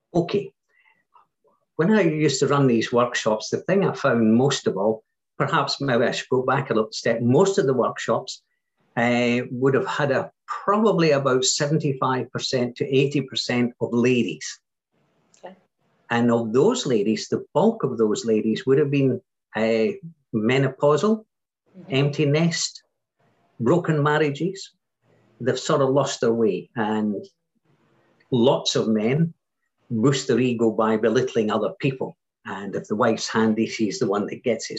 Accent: Scotland, United Kingdom; Being Scottish

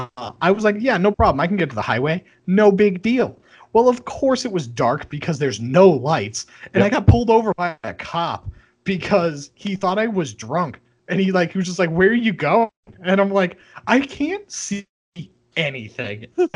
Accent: Boston, Massachusetts, United States; I am from Boston and the surrounding area.

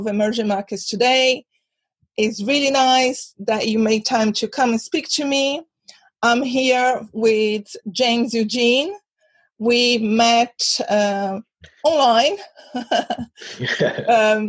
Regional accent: Brazil; also born or lived in London; now in Europe; I'm originally from Brazil, but I've been living in Europe for almost 20 years.

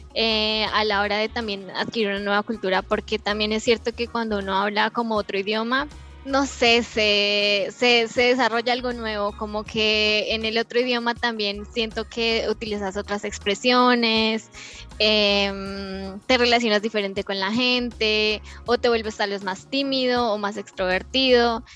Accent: Aquitania, Boyacá, Colombia; moved away as an adult; now in Germany; esta Aquitania es un pueblo que queda eh, en, cerca del lago de Tota

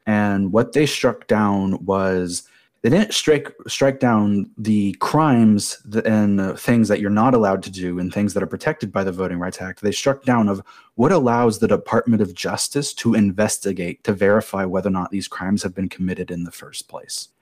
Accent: United States; I myself as an American citizen

